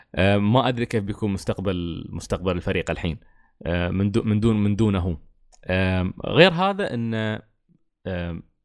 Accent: United Arab Emirates; عندنا في الإمارات

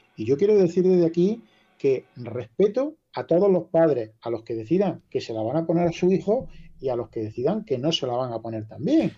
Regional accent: La Carolina, Andalusia, Spain

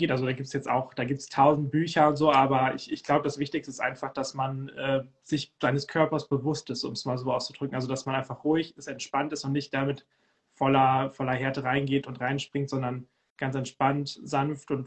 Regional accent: Cuxhaven, Lower Saxony, Germany; Und äh, es geht nach Cuxhaven, da wo ich herkomme. Um die Heimat.

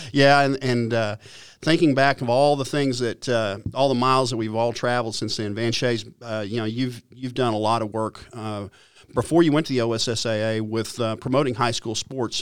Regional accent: Stillwater, Oklahoma, United States; growing up in Stillwater

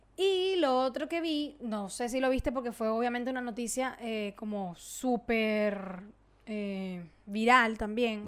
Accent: Venezuela; moved away; yo obviamente soy venezolana, donde yo me pare me van a escuchar y van a saber que yo soy venezolana

